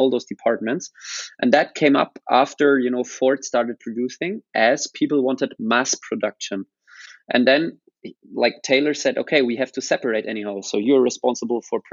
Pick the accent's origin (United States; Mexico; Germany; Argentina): Germany; Rosenheim, Bavaria; also born or lived in Australia; more or less I grew up here